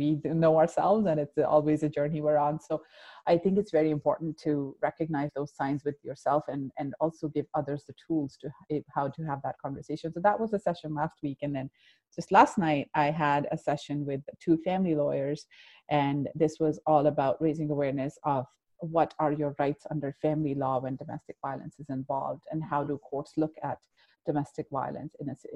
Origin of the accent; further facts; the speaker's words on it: Abu Dhabi, United Arab Emirates; moved away; also born or lived in Pakistan; I was growing up like, a typical teenager, whatever that looked like, and back in the day in the 90s in Abu Dhabi. I'm originally from Pakistan. That's where I was born.